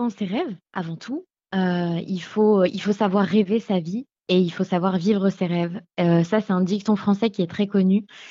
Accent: Beauvais, Hauts-de-France, France; je suis originaire de Beauvais

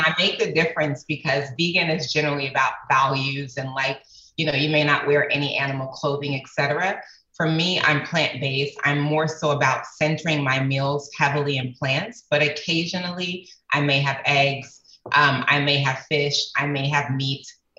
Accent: Atlanta, Georgia, United States; also born or lived in Rotterdam, Netherlands / Germany; I was raised in Atlanta, Georgia, but I was also raised in Rotterdam, Holland. And I was made in Germany. I spent my first year of life in Germany.

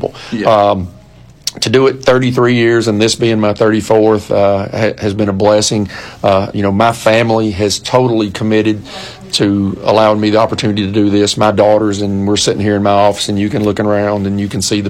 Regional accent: Warren County, Tennessee, United States; moved away as an adult; now in Gallatin, United States; I left Warren County, which I call my hometown, even though I didn't graduate high school there, coached there 5 years

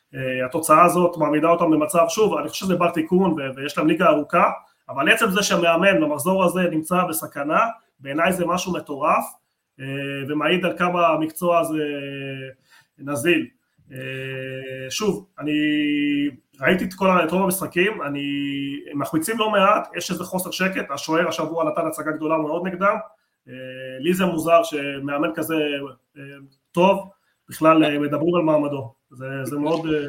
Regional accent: Argentina; moved away; אני נולדתי בארגנטינה

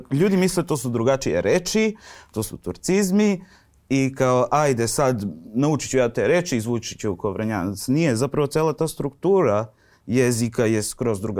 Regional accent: Vranjska Banja, Pčinja District, Serbia; moved away as an adult; now in Belgrade, Serbia; e u Vranju sam, u Vranjskoj banji, ja sam zapravo iz Vranjske banje što je odmah pored Vranja.

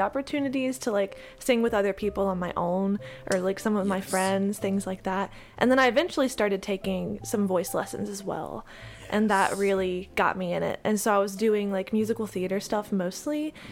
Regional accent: Lillington, North Carolina, United States; moved away as an adult; now in New York City, United States; I grew up in Lillington, North Carolina. It's a very small town outside of Raleigh

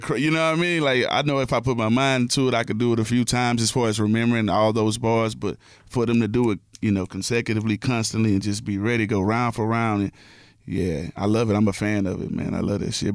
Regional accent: Houston, Texas, United States; I'm from Houston

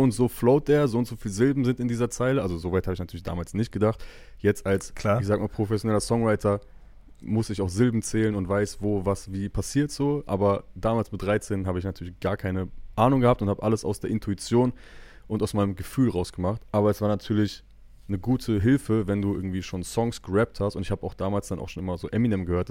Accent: Bielefeld, North Rhine-Westphalia, Germany; als Bielefelder

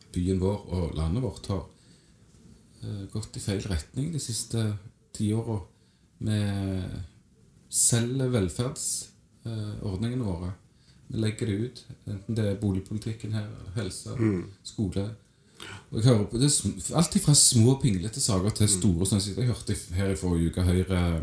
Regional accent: Stavanger, Rogaland, Norway; kommer fra Madla.

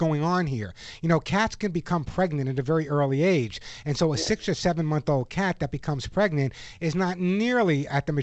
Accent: New York, United States; moved away; my home state of New York

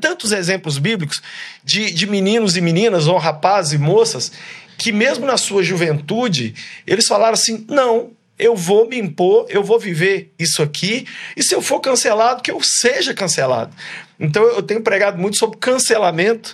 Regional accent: Brazil; moved away as an adult; now in United States; lá do meu país

